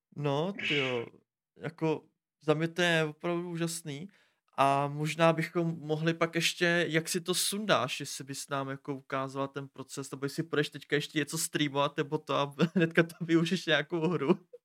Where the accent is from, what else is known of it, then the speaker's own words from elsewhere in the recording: Pardubice, Pardubice Region, Czechia; já jsem z Pardubic